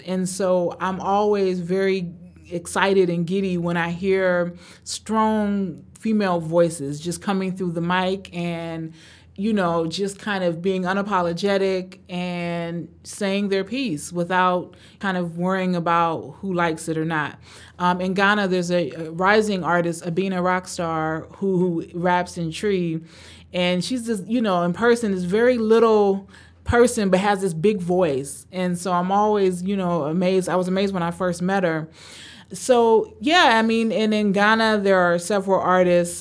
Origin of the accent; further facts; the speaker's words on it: Cleveland, Ohio, United States; also born or lived in Tanzania; I was born in Tanzania, grew up in Cleveland, Ohio, and grew up in the eighties and nineties in Cleveland, Ohio